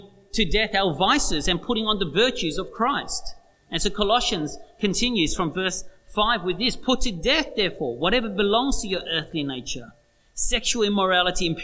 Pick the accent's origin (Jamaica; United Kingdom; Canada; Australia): Australia; that's who we are, Australians